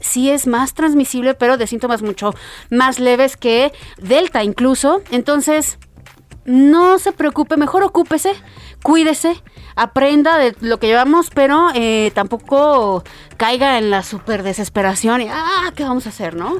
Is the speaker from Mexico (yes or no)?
yes; Mexico